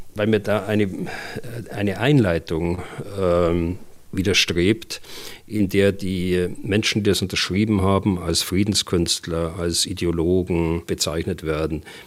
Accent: Germany; bei uns in Deutschland

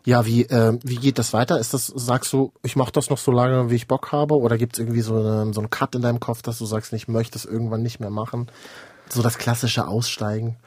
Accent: Berlin, Germany; Berlin ist eine große Stadt, aber ich bin auch Berliner

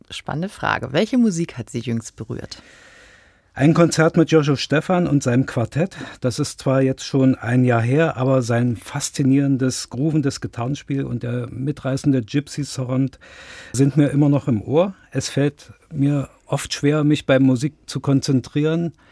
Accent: Dresden, Saxony, Germany; born there; now in Wernigerode, Germany; In Dresden.

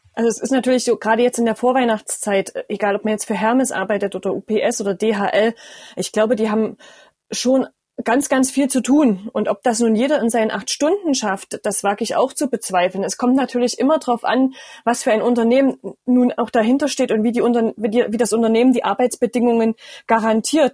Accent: Erfurt, Thuringia, Germany; bei uns in Thüringen

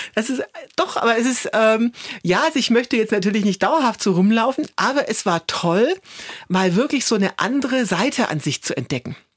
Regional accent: Germany; als Deutsche

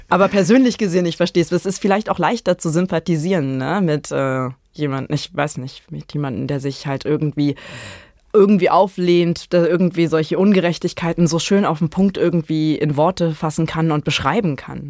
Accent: Brandenburg, Germany; ich komme ja aus Brandenburg und man wächst da anders mit Fontane auf

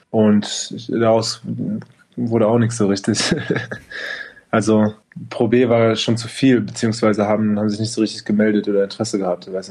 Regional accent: Berlin, Germany; Ich habe halt für einen kleinen Verein gespielt, DBV, direkt in dem, äh, in dem Bezirk, wo ich aufgewachsen bin, mit meinen ganzen Freunden

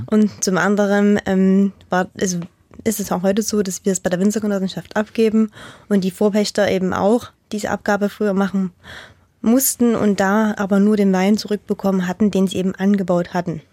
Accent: Radebeul, Saxony, Germany; ich bin halt in Radebeul geboren und aufgewachsen

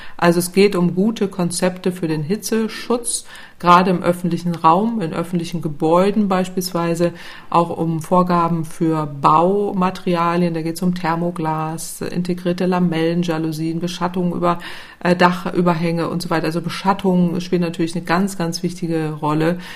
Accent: Northern Germany, Germany; also born or lived in Italy; ich als Norddeutsche

